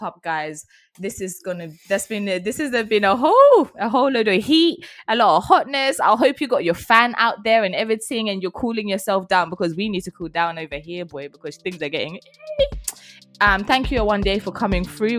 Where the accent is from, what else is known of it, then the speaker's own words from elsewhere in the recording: Zimbabwe; moved away; growing up in Zimbabwe